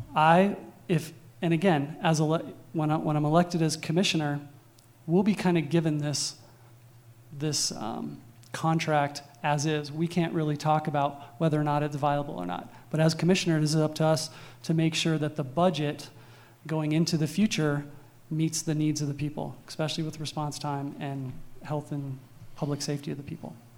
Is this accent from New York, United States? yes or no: no; Crested Butte, Colorado, United States; also born or lived in Gunnison, Colorado; I was born and raised here uh, in the valley. I grew up in Crested Butte and then spent junior high and high school, um, my junior high and high school years down in Gunnison